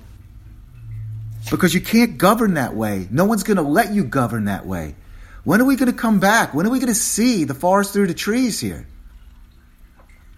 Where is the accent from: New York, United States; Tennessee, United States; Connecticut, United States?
New York, United States; New York City; now in Washington, United States; I'm a New Yorker